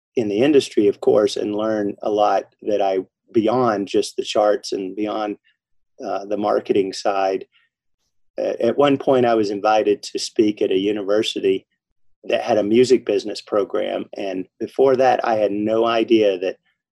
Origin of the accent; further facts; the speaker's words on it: Arkansas, United States; now in Denver, United States; I'm originally from Arkansas, and every time I'd go back to that state